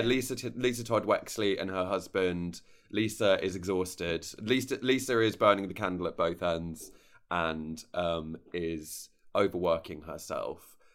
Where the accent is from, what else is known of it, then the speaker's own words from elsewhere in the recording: United Kingdom; I'm so British